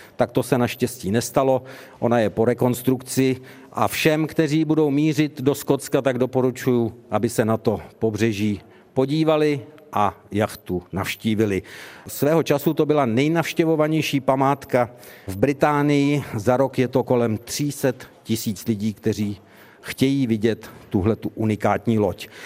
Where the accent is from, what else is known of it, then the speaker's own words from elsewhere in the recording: Czechia; my jako Češi máme taky svůj tartan